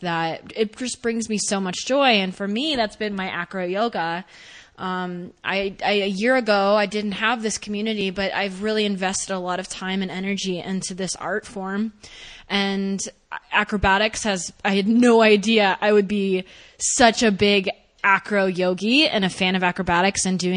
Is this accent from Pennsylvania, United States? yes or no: no; Texas, United States; I'm from Texas